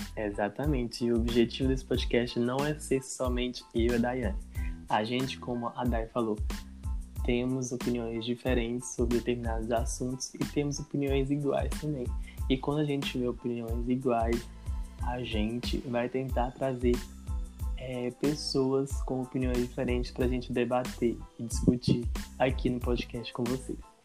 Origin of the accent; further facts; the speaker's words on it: Governador Valadares, Minas Gerais, Brazil; sou natural de Governador Valadares, nascido e criado em aqui mesmo